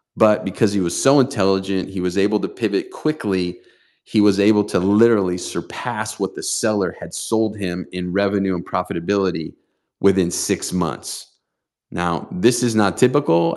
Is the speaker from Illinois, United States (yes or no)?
no; San Diego, California, United States; here in my hometown of San Diego